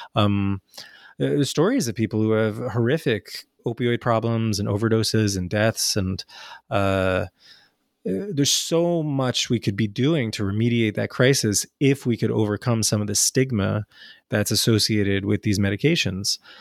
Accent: United States; also born or lived in New Jersey / New York; growing up in New Jersey and New York

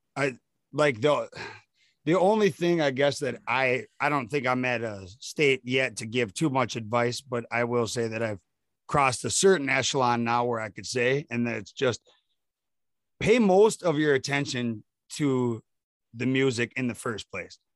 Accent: Prescott, Wisconsin, United States; I'm from Prescott, Wisconsin

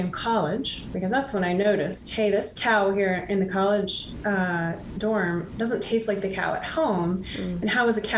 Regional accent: Midwest, United States; And so I grew up in the Midwest and on a farm of sorts

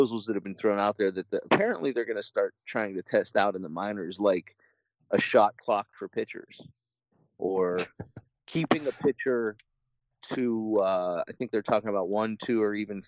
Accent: Pittsburgh, Pennsylvania, United States; I'm from Pittsburgh, so I'm a Steelers fan.

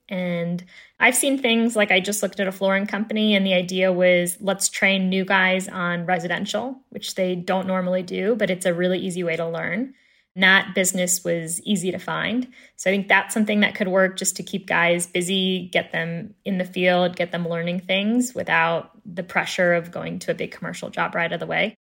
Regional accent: Chicago, Illinois, United States; moved away as an adult; now in Fort Collins, United States; born and raised in Chicago

